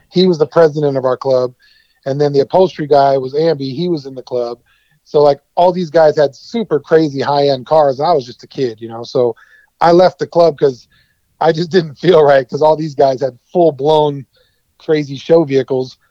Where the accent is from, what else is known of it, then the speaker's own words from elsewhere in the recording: San Diego, California, United States; also born or lived in Petaluma, California; I grew up in West Coast, obviously, but mostly San Diego. Grew up there when I was a kid